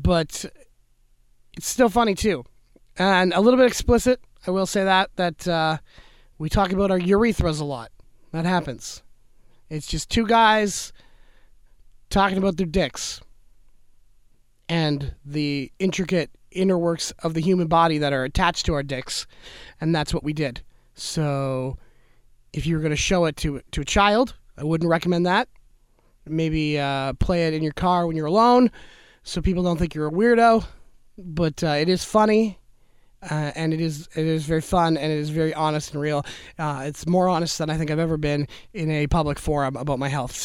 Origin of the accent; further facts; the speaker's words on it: Niagara, Ontario, Canada; I'm from Niagara, Ontario